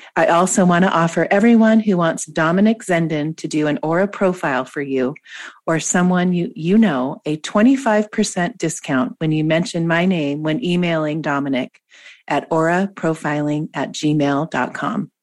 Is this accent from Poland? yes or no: no; Washington, United States; moved away; where I grew up in Washington state